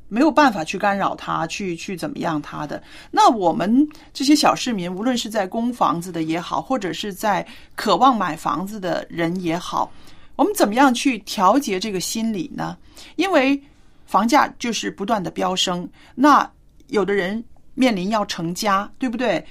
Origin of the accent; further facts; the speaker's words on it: China; 我们中国人